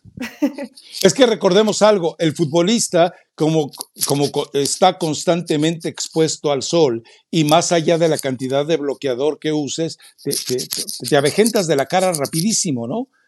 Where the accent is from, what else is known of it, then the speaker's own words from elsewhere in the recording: Mexico; como mexicano